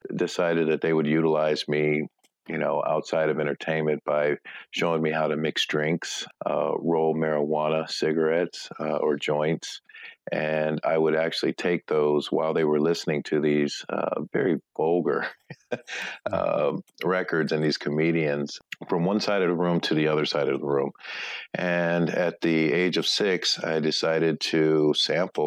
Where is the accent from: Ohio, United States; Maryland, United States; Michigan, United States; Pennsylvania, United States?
Ohio, United States; Akron; I was born and raised in Akron, Ohio. It's my hometown